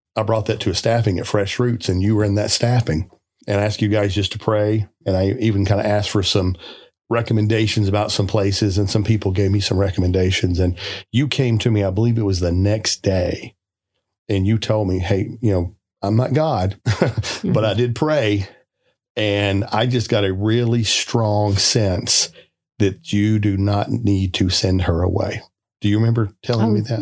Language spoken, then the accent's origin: English; South Arkansas, United States; moved away; I'm from South Arkansas, like you, Steve